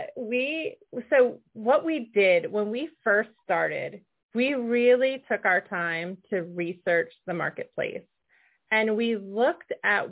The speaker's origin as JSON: {"language": "English", "region": "Connecticut", "country": "United States", "tie": "born or raised there", "said": "when we were growing up in Connecticut"}